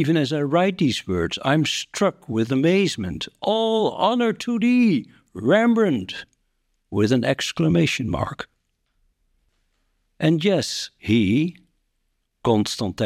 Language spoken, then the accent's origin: English; Netherlands; I'm from the Netherlands.